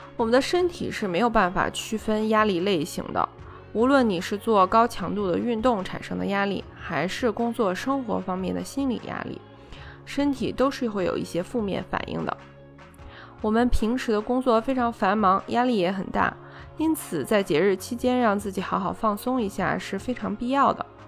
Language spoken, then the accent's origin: Chinese; China; 我们中国人